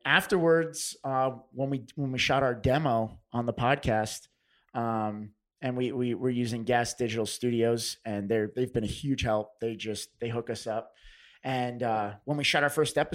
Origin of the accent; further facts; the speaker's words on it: United States; now in New York, United States; I grew up 15 minutes outside the city, I'm technically not a native New Yorker